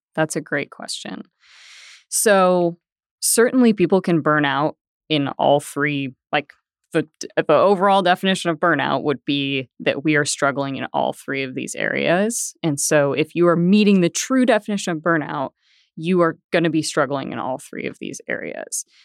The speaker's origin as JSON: {"language": "English", "area": "Bay Area", "region": "Northern California", "country": "United States", "tie": "born or raised there", "also_born_or_lived": "Denver", "moved": "as an adult", "lives_now": "Tulsa, United States", "said": "I grew up in Northern California in the Bay Area"}